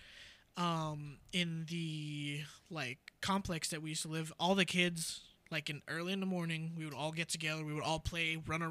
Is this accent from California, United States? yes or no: no; Miami, Florida, United States; moved away; I grew up in Miami